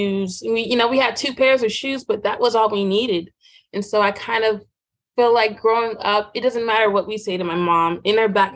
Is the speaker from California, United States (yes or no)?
no; Southwest Virginia, United States; growing up in Southwest Virginia